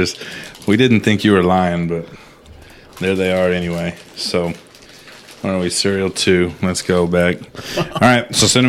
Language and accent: English; United States; No, I'm American.